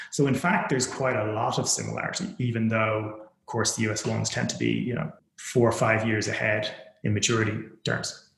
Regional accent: Ireland; moved away as an adult; also born or lived in United States / United Kingdom; I was born and raised in Ireland

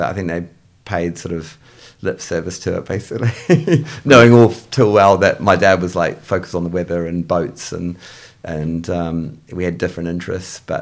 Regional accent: North Shore, Auckland, New Zealand; accent: English; So, I, despite my English accent, I am a born and bred New Zealander. So, I'm from the North Shore in Auckland.

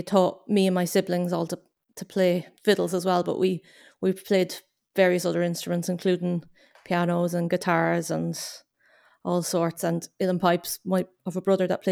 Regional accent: Loch Duff, County Cavan, Ireland; moved away as an adult; now in Glasgow, United Kingdom; I'm from County Cavan in Ireland

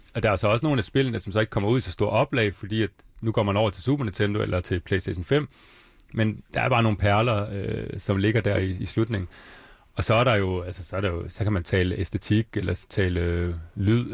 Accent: Svendborg, Southern Denmark, Denmark; moved away; also born or lived in Bornholm; jeg er egentlig fra Svendborg, jeg er fra 83, jeg er 36 år.

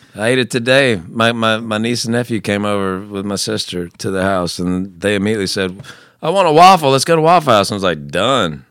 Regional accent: the South, United States; I grew up in the South

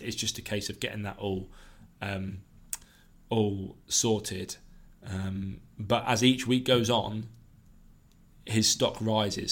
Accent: United Kingdom; I'm from the South Coast rather than from the area

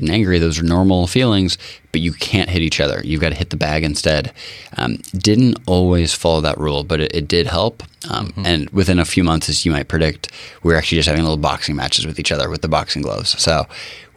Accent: Bainbridge Island, Washington, United States; also born or lived in Redmond, Washington / Seattle, Washington; I was born in Redmond, spent my first 3 months on Finney Ridge in Seattle, and then the folks moved over January 1989 to Bainbridge. And yeah, we've been there since

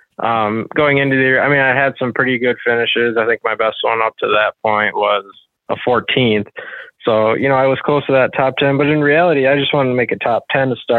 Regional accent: Wisconsin River, United States; I grew up on the Wisconsin River, fishing current for smallmouth and largemouth

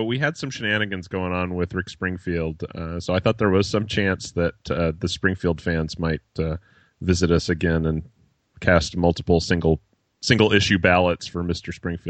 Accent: Croatia; English is a second language; I'm from Croatia, Europe, but in the 1980s, we were still part of Yugoslavia, the country that gave you the Yugo.

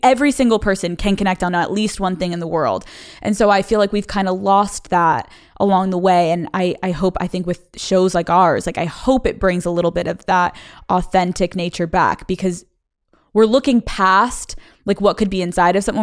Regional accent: Pennsylvania, United States; moved away as an adult; also born or lived in Boston; I grew up in Pennsylvania

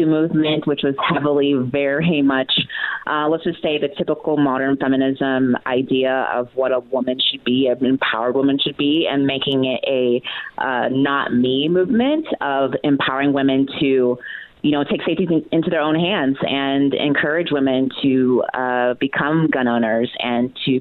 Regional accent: Texas, United States; I grew up in Texas, but definitely not the typical Texan

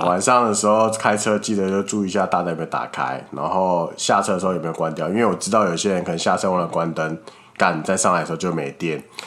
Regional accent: Taiwan; 我们台湾人

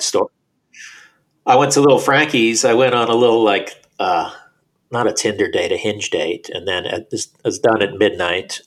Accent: Florida, United States; moved away as an adult; now in New York, United States; I was born in New York. I lived in New York till I was eight. Then I moved to Florida when I was eight, and then moved back when I was twenty something.

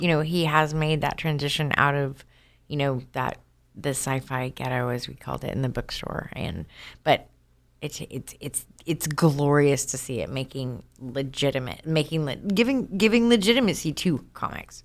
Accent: Oklahoma, United States; I'm from Oklahoma

